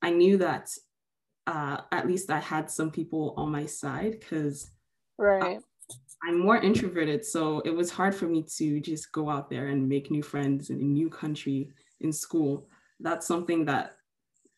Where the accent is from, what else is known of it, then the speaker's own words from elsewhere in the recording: Nigeria; now in Canada; I was born in Nigeria and I lived there for a lot of almost 7 years. Then I moved, and then I moved back to Nigeria, and now I moved to Canada. So I am Nigerian